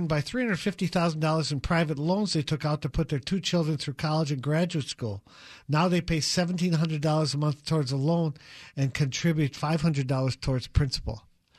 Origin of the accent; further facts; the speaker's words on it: Wisconsin, United States; His wife is from Indiana. We're from Wisconsin.